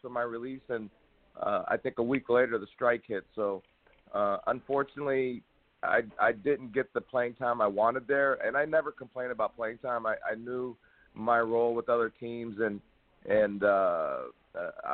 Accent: Miami, Florida, United States; also born or lived in Brooklyn, New York; I was born in New York and lived in Brooklyn, and at the age of 5, my parents moved to Miami

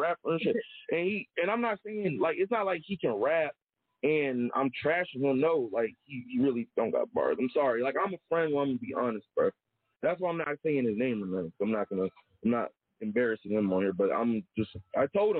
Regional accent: Charlotte, North Carolina, United States; I grew up in Charlotte

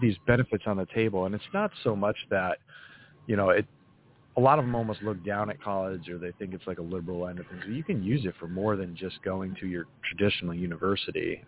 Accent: New England, United States; I grew up in New mm-hmm. England, in a very mm-hmm. small New England town

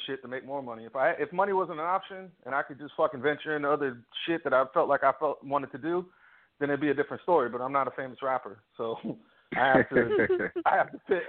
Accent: Virginia, United States; growing up in Virginia

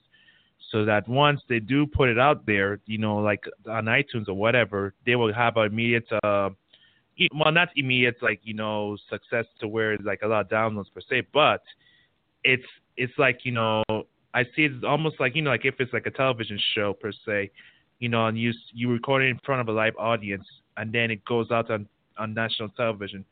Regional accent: St. Croix, U.S. Virgin Islands; now in Houston, United States; I'm originally from St. Croix, U.S. Virgin Islands

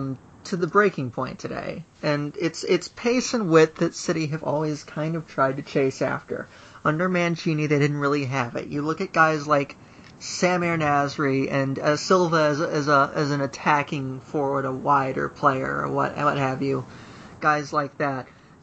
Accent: United States; We're American.

